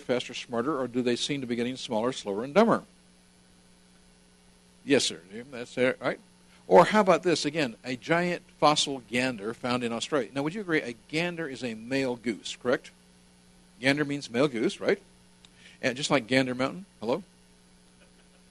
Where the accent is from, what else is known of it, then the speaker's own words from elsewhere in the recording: California, United States; I grew up speaking Spanish in California